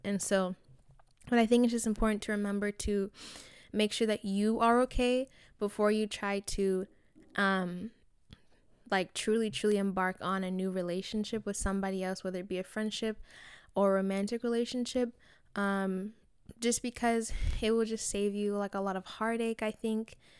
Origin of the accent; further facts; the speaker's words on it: Nigeria; I'm Nigerian, I'm African